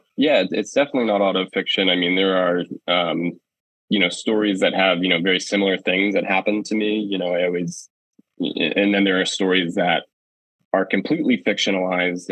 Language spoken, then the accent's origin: English; Penobscot Indian Nation, Maine, United States; also born or lived in Bridgeport, Connecticut / Levant, Maine; I was actually born in Bridgeport, Connecticut, and I lived there until I was six. And then my mom took me and we moved to the Penobscot Nation. And I grew up there from six until I was 18